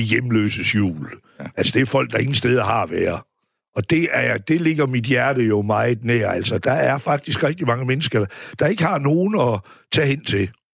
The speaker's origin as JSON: {"language": "Danish", "town": "Aarhus", "region": "Central Denmark Region", "country": "Denmark", "tie": "born or raised there", "said": "Riskov, ja. hvor vi voksede op her ved Aarhus"}